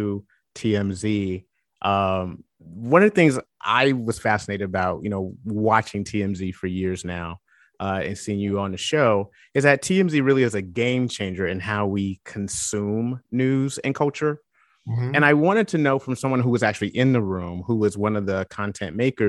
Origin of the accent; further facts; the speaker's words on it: Atlanta, Georgia, United States; being from the South, I'm from Atlanta